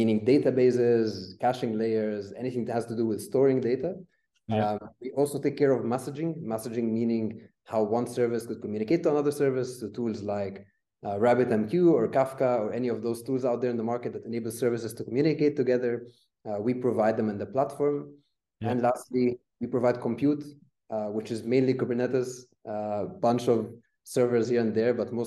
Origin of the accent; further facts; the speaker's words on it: Egypt; moved away as an adult; now in Berlin, Germany; I'm actually originally from Egypt.